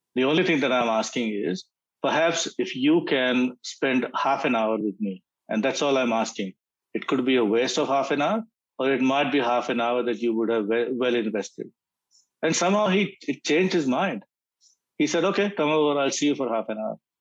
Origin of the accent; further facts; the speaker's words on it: India; moved away as an adult; now in Australia; I come from India